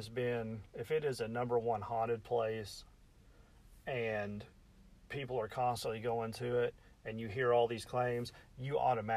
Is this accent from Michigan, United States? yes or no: no; Metropolis, Illinois, United States; I'm from Metropolis, Illinois, the southern tip of Illinois.